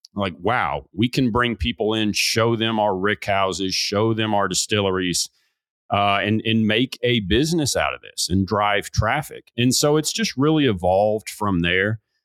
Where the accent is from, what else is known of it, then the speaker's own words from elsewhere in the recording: Bardstown, Kentucky, United States; This is in my hometown